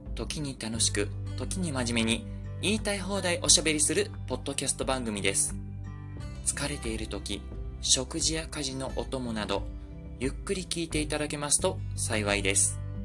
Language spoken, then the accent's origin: Japanese; Osaka, Japan; 僕大阪の人間だから